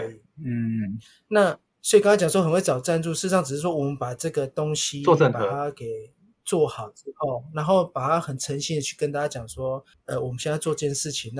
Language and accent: Chinese; Taiwan; 在一个日本带两百人的一个日商，全部都日本人，就我一个台湾人。